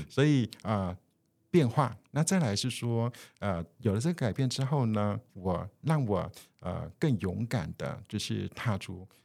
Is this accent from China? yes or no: no; Taiwan; 我们的整个呃台湾哈，或者是我们华人的文化